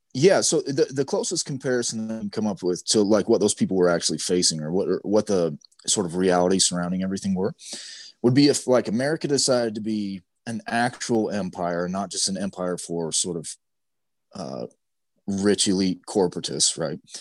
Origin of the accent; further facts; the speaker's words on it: Utah, United States; growing up in Utah